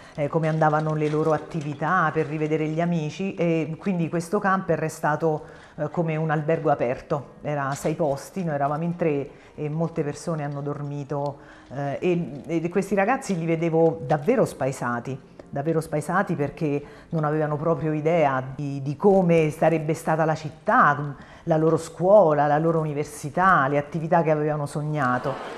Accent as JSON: {"language": "Italian", "town": "Avezzano", "region": "Abruzzo", "country": "Italy", "tie": "born or raised there", "moved": "yes", "lives_now": "L'Aquila, Italy", "said": "Sono nata ad Avezzano e Avezzano è eh, la cittadina abruzzese più famosa per il terremoto del 1915"}